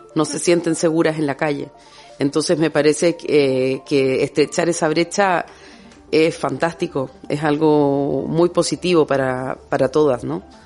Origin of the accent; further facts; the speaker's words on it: Chile; also born or lived in Basque Country; now in Bilbao, Spain; Chilena de nacimiento, Euskalduna de adopción